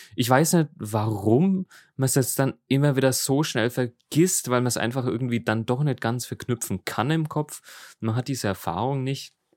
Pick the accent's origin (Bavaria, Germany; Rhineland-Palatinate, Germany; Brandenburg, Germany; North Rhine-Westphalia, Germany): Bavaria, Germany; Middle Franconia; im Frankenländle, bei uns in Mittelfranken